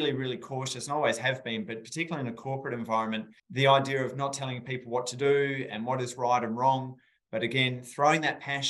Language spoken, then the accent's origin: English; rural South Australia, Australia; I grew up in rural South Australia, as you may tell from my beautiful accent.